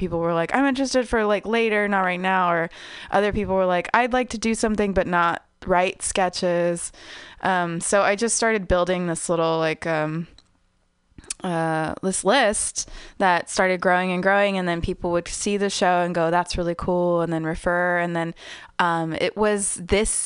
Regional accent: United States; I was raised in America, but I had family in Mexico

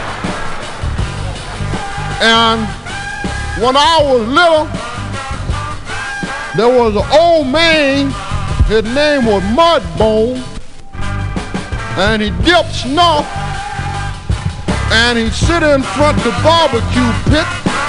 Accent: Peoria, Illinois, United States; I was born in Peoria, Illinois.

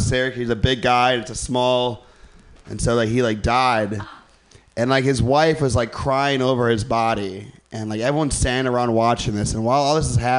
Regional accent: Midwest, United States; I'm from the Midwest

